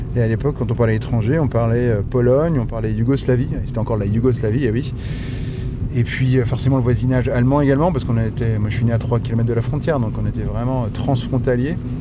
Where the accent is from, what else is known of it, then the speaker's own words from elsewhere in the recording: Lorraine, Grand Est, France; je suis lorrain